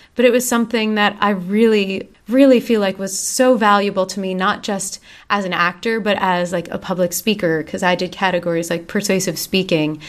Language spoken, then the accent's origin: English; Voorhees, New Jersey, United States; I grew up in Voorhees